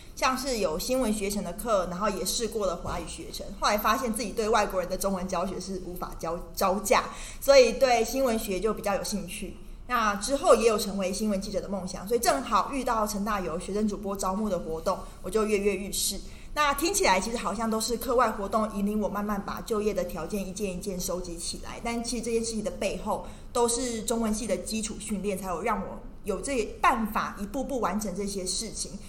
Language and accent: Chinese; Tainan, Taiwan; moved away as an adult; also born or lived in Beijing / Taipei; 我其实是来自于台南的一个小孩，那我中文系毕业之后呢，我先到了北京清华大学就读新闻与传播学院，而后到中天新闻台担任，一开始是担任财经记者，后来转了医疗教育